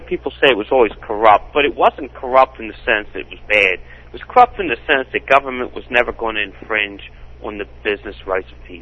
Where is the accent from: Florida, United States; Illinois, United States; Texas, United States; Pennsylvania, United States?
Pennsylvania, United States; Philadelphia; I'm from Philadelphia, and I loved my city. I really did. I was born, I was raised there